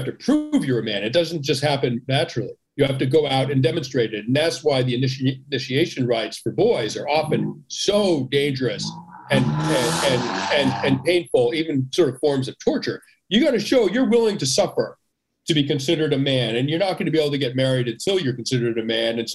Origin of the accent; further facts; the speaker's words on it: United States; I'm an American. I live in America